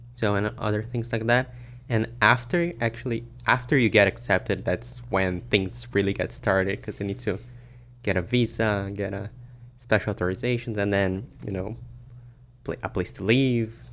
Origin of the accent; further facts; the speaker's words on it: Brazil; moved away as an adult; now in Orlando, United States; born and raised in Brazil, eighteen years of my life there